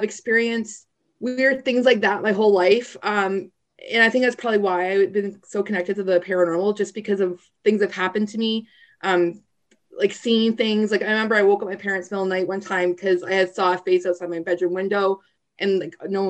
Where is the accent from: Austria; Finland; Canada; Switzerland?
Canada; Niagara Falls, Ontario; I grew up in Niagara Falls.